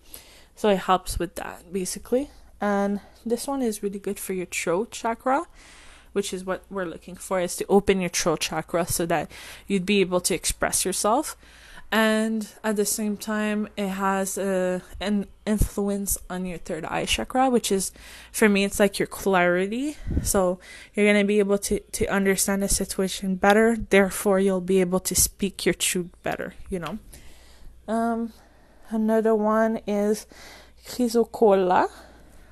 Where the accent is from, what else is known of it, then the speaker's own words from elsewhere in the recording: France; English is a second language; I'm French and English is not my first language